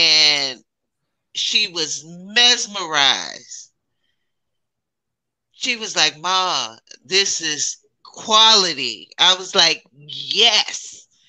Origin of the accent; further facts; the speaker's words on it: Texas, United States; I'm from Texas